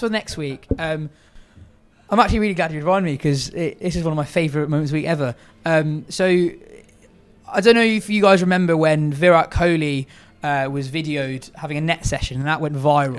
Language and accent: English; England, United Kingdom; first language English; I was born here, uh, a lot of my family's from Pakistan